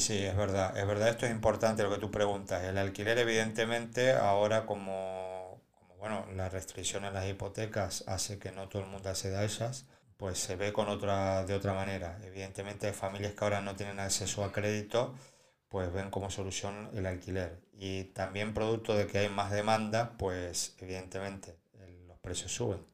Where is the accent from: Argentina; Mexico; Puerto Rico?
Argentina; now in Spain; yo vengo de Argentina